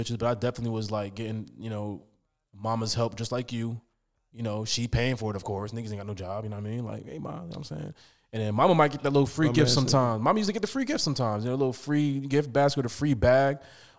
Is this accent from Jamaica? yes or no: yes; Jamaica; I'm Jamaican